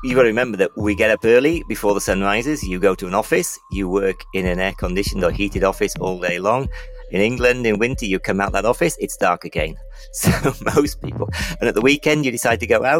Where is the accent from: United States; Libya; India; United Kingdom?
Libya; moved away; I grew up in Libya